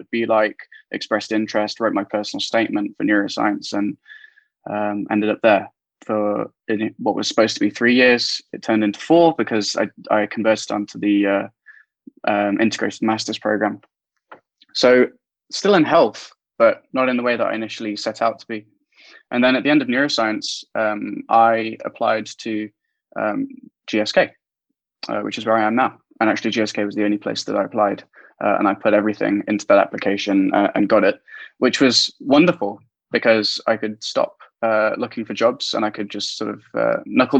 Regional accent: Derby, East Midlands, United Kingdom; I'm a Midlands boy. I grew up in the East Midlands in Derby, not far from Nottingham. A small town called Spondon

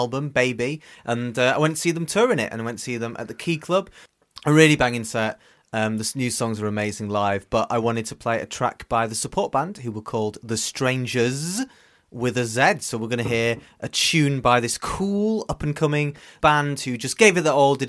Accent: York, Yorkshire and the Humber, United Kingdom; I'm from York

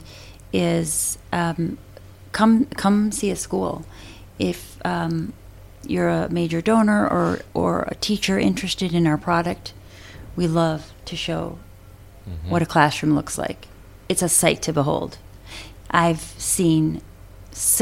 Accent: Milwaukee, Wisconsin, United States; moved away; I grew up in Milwaukee

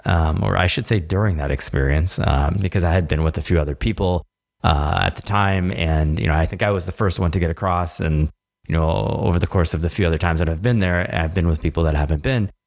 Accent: United States; as an American

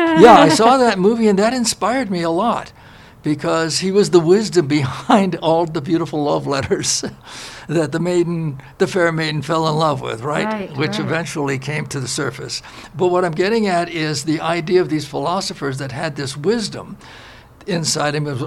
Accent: New York City, New York, United States; moved away; also born or lived in Los Angeles; I was born in Brooklyn, New York, 1941

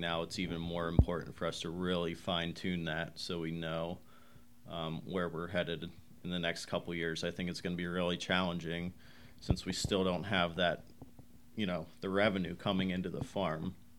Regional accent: Somerset County, Pennsylvania, United States; moved away as an adult; also born or lived in Pittsburgh; now in Huntingdon, United States; I grew up in Somerset County

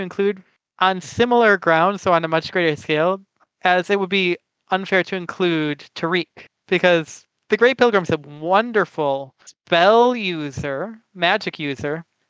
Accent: United States; I am from the United States

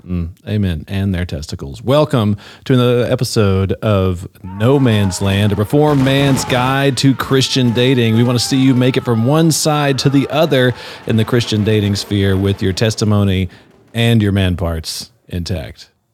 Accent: North Louisiana, United States; I'm from North Louisiana

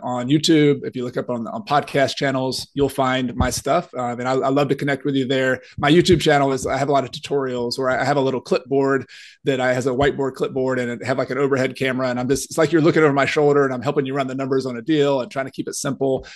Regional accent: Newnan, Georgia, United States; also born or lived in Clemson, South Carolina; I grew up in Noonan, Georgia

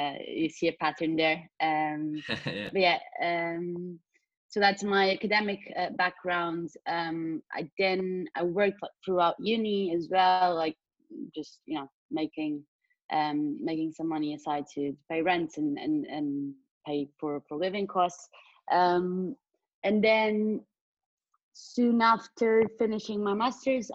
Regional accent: Portugal; moved away as an adult; now in London, United Kingdom; I come from Portugal, which is where I'm in right now due to the pandemic

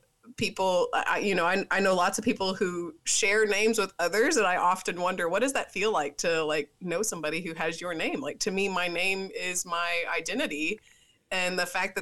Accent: Tennessee, United States; I'm from Tennessee.

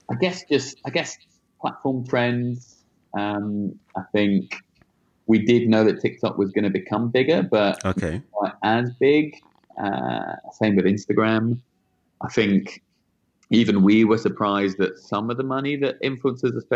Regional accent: United Kingdom; now in New York, United States; Actually, British.

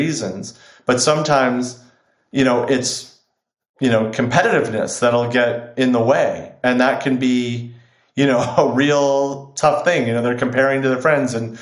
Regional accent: Chicago, Illinois, United States; now in Los Angeles, United States; I grew up in Chicago

